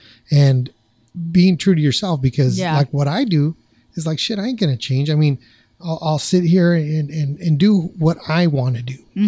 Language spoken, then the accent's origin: English; Placentia, California, United States; now in Whittier, United States; out of my hometown in Placentia